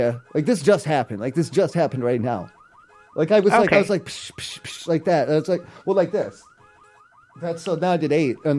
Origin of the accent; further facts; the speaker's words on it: East Coast, United States; I'm from the East Coast. I don't know. We don't have laws like this out there